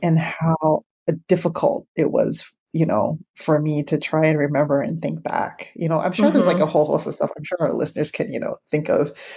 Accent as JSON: {"language": "English", "town": "San Francisco", "region": "California", "country": "United States", "tie": "born or raised there", "said": "growing up in San Francisco"}